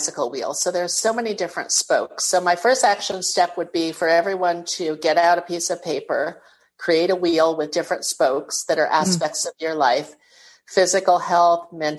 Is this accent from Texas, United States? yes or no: no; New York City, New York, United States; moved away as an adult; also born or lived in California; now in Fort Lauderdale, United States; born and raised in New York City